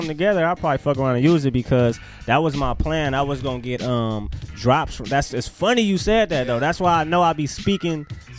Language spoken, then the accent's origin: English; Los Angeles, California, United States; I'm from Los Angeles.